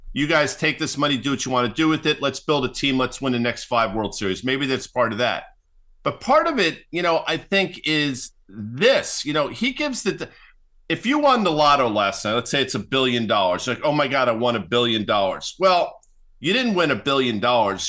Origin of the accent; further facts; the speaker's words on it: New York, United States; moved away as an adult; now in New Jersey, United States; I grew up in New York. I live in New Jersey